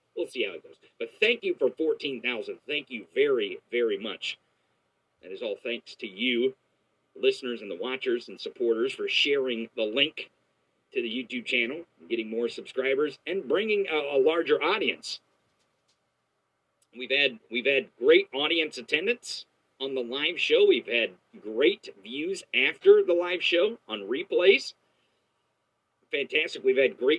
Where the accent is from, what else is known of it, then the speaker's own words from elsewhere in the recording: Missouri, United States; my home state of Missouri